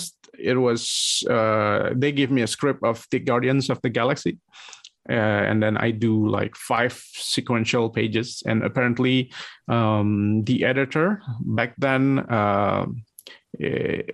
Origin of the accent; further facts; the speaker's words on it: Bandung, West Java, Indonesia; also born or lived in Jakarta, Indonesia; I moved back to my hometown. I was working in the capital city of Indonesia. It's Jakarta. Yeah. And then I moved back to Bandung